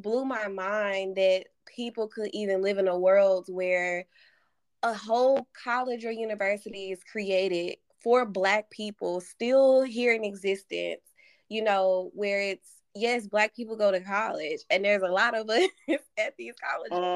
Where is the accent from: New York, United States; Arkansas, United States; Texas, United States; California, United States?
Arkansas, United States; growing up in Arkansas